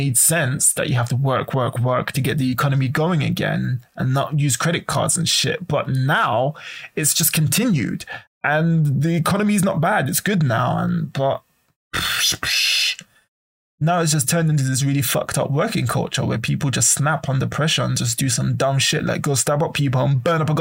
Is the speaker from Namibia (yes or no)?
no; United Kingdom; now in Japan; I come from Britain